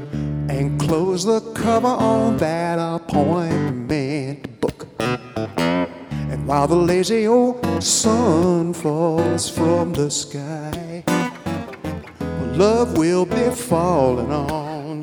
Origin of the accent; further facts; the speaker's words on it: Inglewood, California, United States; I'm from Inglewood, California